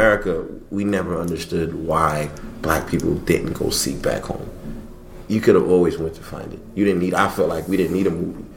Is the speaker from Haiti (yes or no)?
yes; Haiti; moved away; also born or lived in Miami; I grew up in my culture. I grew up in Haiti. I live in Miami. Lived in Miami. We're all Haitian